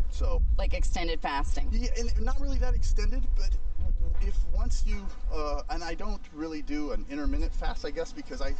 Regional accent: St. Louis, Missouri, United States; So I grew up in St. Louis

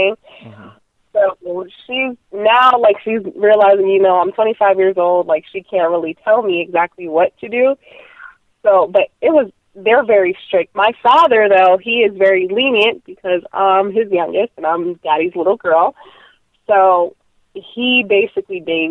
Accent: Orlando, Florida, United States; also born or lived in Puerto Rico; I am from Puerto Rico, but I came down here to Orlando when I was 1 year old

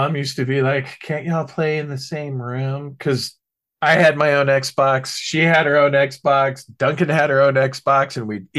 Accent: London, United Kingdom; they have no idea that I'm actually from London.

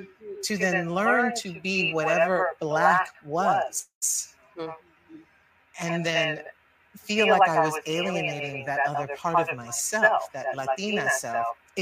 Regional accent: New York City, New York, United States; There was my world that I grew up in, also Spanish-speaking, home, Cuban parents, and then you go out into the world, and I'm speaking English, and I'm in the Bronx, South Bronx

